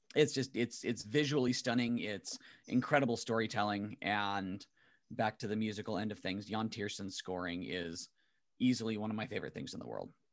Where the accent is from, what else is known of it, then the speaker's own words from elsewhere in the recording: San Diego, California, United States; I grew up in Imperial Beach, Chula Vista, South Bay, uh, in, in San Diego